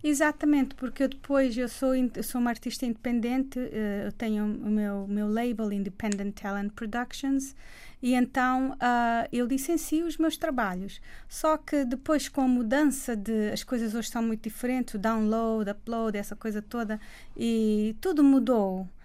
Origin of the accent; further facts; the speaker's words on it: Praia, Santiago, Cape Verde; now in United States; o meu pai é de Santo Antão e eu sou da praia. Portanto, sou bem cabo-verdiana